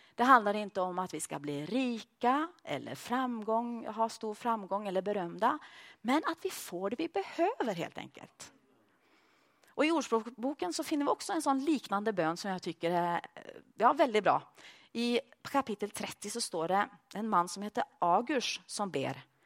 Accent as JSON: {"language": "Swedish", "country": "Sweden", "also_born_or_lived": "Norway", "moved": "as an adult", "lives_now": "Malmö, Sweden", "said": "jag som svensk"}